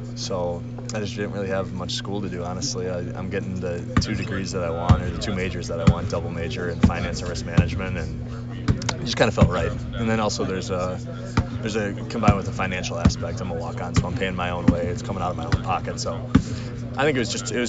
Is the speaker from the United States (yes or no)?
yes; Appleton, Wisconsin, United States; I'm a kid from Wisconsin. I'm from Appleton. Grew up playing three sports